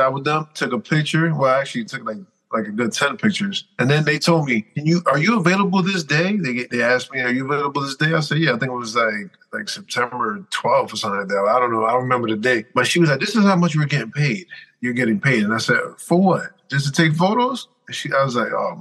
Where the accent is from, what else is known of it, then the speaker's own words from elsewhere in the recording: Dominican Republic; I'm Dominican